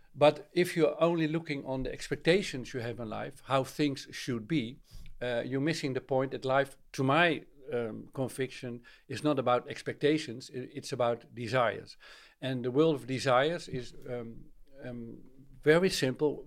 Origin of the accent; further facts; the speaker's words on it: Netherlands; I'm from Holland